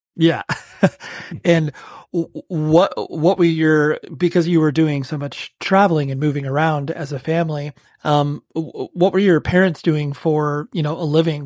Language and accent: English; Southern California, United States; I'm from Southern California and I'm in my early 40s.